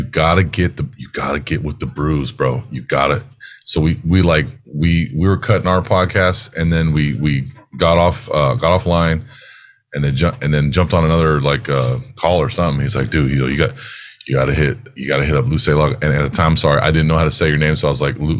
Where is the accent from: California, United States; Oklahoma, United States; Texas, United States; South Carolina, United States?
California, United States; San Jose; now in Maui, United States; I'm from San Jose, California